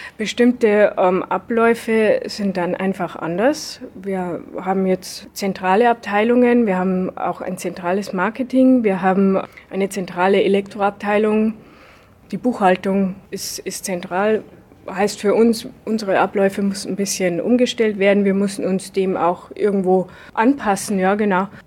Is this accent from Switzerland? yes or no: no; Lower Bavaria, Germany; bei uns in Niederbayern